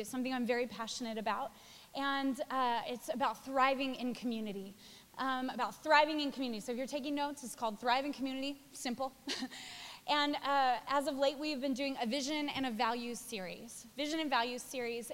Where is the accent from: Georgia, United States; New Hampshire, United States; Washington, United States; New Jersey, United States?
Washington, United States; Spokane; moved away as an adult; also born or lived in Australia; now in New York, United States; I was born in Spokane, Washington, moved to Australia, lived there for 10 years, met, married my husband, had our first three children